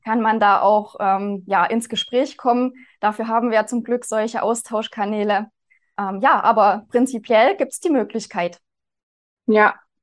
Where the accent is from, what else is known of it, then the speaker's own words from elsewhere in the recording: Zeulenroda, Thuringia, Germany; Ich bin hier seit 2016 inzwischen schon am Standort in Zollenroda in Thüringen. Also das hört man vielleicht auch an meiner Sprechweise. Ich komme hier aus der Region.